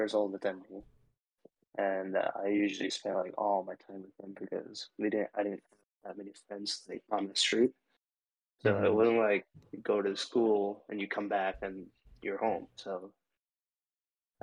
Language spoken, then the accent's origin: English; India; first language Telugu; English is a second language; moved away as an adult; also born or lived in New Zealand / Connecticut; now in United States; Because I grew up in India, like I actually lived there